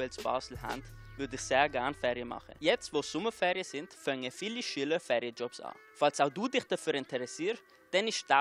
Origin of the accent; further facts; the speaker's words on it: Italy; Ich als Italiener liebe natürlich Pizza